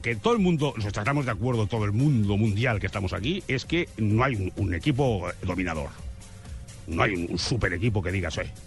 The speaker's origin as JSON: {"language": "Spanish", "country": "Spain"}